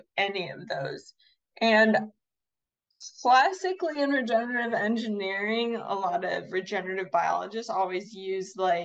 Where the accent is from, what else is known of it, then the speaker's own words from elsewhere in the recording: Chicago, Illinois, United States; I was born and raised in Chicago